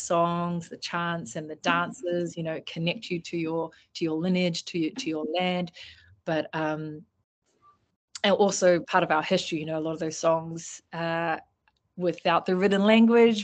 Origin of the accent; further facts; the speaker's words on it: Auckland, New Zealand; moved away as an adult; also born or lived in Samoa; now in Melbourne, Australia; I grew up in New Zealand in Mangere. Mangere, South Auckland girl.